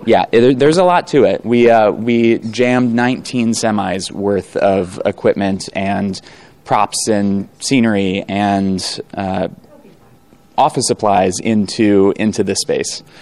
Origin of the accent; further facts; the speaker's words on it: Chicago, Illinois, United States; I grew up here in Chicago.